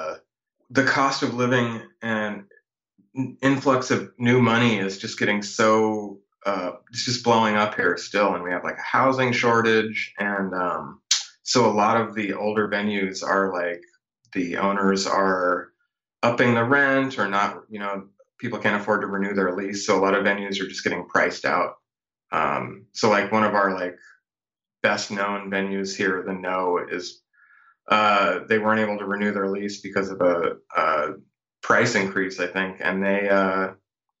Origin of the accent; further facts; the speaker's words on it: coastal Oregon, United States; now in Portland, United States; my hometown, my coastal hometown that I grew up in as a kid.